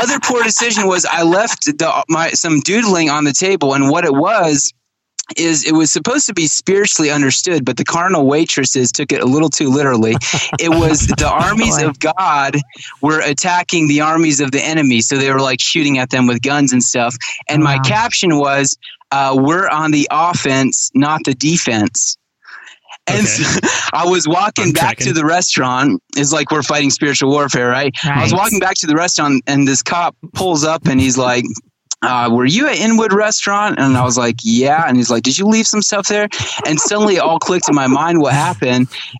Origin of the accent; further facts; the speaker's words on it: Kenya; Yeah, so my parents were missionaries in Kenya, Africa. So I grew up in Kenya, and they were Amish Mennonite missionaries, by the way.